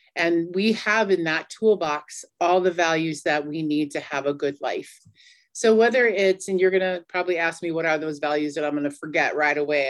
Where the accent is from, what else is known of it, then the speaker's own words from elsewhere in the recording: Cheyenne River Sioux Tribe, Cheyenne River Reservation, South Dakota, United States; I'm from the Mini Koju Lakota band of the Cheyenne River Sioux Tribe